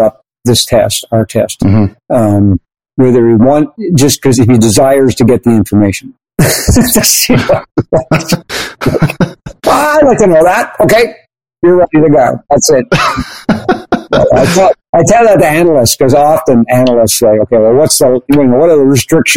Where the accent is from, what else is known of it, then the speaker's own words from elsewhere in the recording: Canada; I'm Canadian